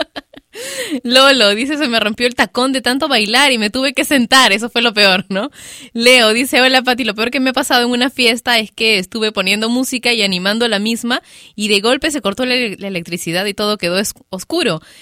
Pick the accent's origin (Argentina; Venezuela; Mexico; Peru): Peru; aquí en mi país, Perú